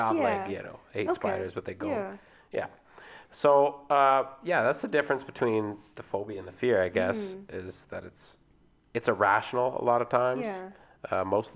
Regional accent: Vancouver, British Columbia, Canada; we're from Vancouver

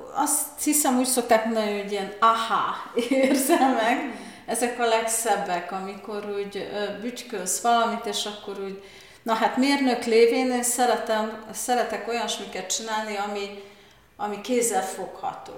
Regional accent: Târgu Mureș, Mureș County, Romania; én Marosvásárhelyen születtem, és pont az orvosi egyetem mellett laktunk

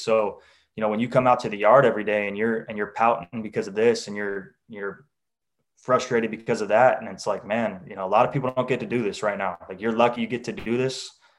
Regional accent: Renton, Washington, United States; I'm from Renton, Washington

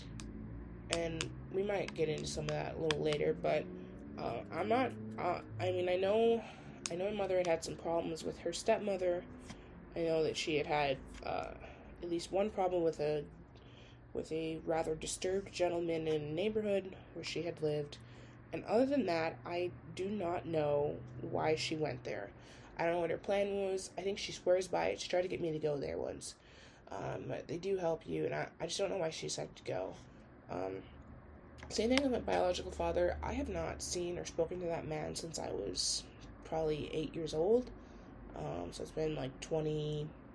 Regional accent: St. Paul, Minnesota, United States; I was born in St. Paul

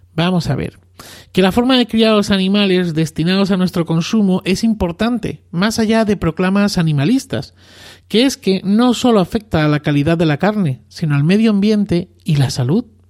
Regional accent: Arroyo de la Luz, Extremadura, Spain; moved away; mi tierra natal, Extremadura, y más concretamente en mi pueblo, Arroyo de la Luz, a escasos 20 kilómetros de Cáceres

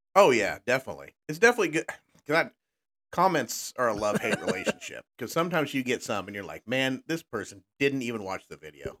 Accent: Texas, United States; now in Midwest, United States; growing up in Texas

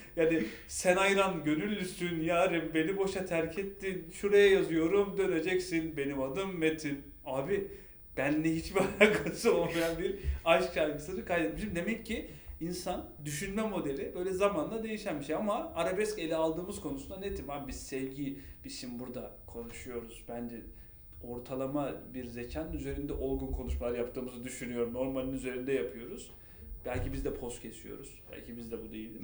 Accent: Turkey

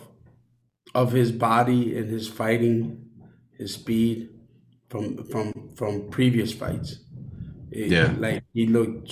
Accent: Chicago, Illinois, United States; I grew up in the north side of Chicago.

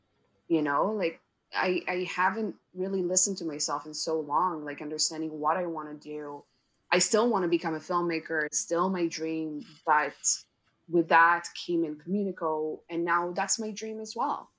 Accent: Israel; moved away as an adult; now in Canada; that's why we moved to Canada from Israel, both me, my wife, and our dog, because I wanted to go and study film

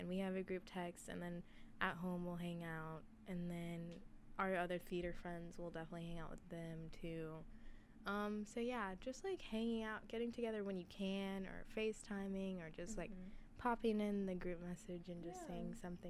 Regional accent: Frisco, Texas, United States; also born or lived in Columbus, Ohio; So, 6 years in Columbus, and now I'm 13 years in Texas.

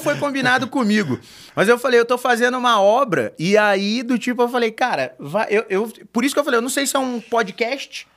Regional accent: Rio de Janeiro, Brazil; eu que sou carioca

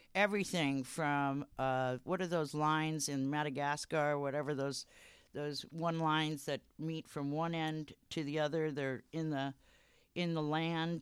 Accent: Santa Barbara, California, United States; moved away as an adult; also born or lived in Ojai, California / Hawaii / New Zealand / Florida; now in Eugene, United States; California, uh, Santa Barbara

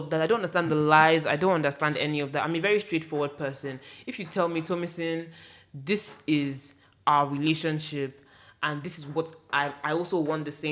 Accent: Nigeria; our history as Nigerians, I mean, me, I'm speaking from Yoruba culture

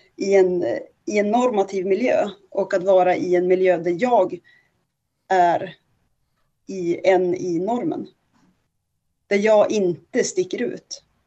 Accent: inland Norrland, Sweden; now in Stockholm, Sweden; jag kommer från ett ganska litet ställe. Mm. Eh, som, eh, och, och ganska heteronormativt. Liksom Norrlands inland, pytteliten by. Alla känner alla

